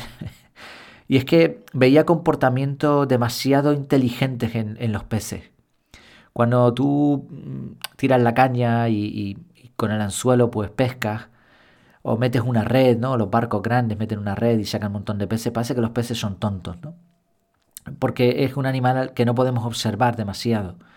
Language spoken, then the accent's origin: Spanish; Spain; yo como español